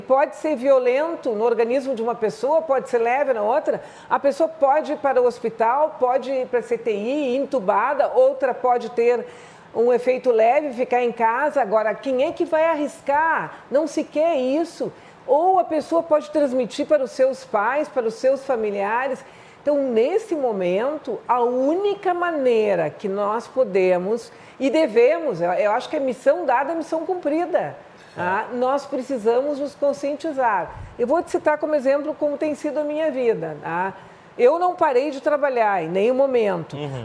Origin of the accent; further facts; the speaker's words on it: Porto Alegre, Rio Grande do Sul, Brazil; 15 me meses em Porto Alegre, no Rio Grande do Sul